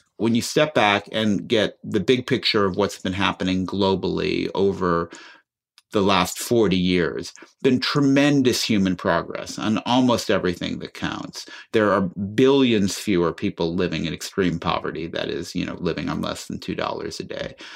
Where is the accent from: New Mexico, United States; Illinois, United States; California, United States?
Illinois, United States; Chicago; I grew up listening on the radio growing up in Chicago to Studs Terkel